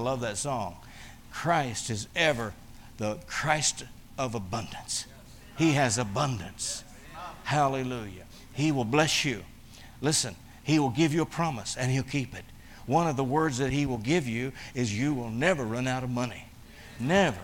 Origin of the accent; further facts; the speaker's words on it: United States; I'm from the United States. I'm a pastor.